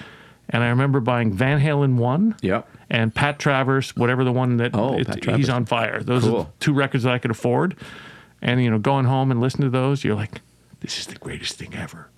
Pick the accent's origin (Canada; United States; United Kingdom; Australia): Canada; Toronto, Ontario; born or raised there; also born or lived in Montreal / Mississauga